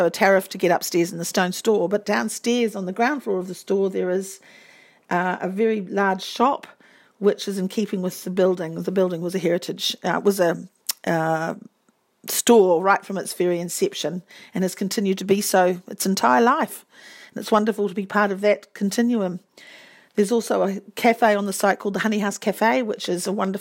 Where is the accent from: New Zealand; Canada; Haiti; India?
New Zealand; Whakatane, Bay of Plenty; We grew up in Whakatane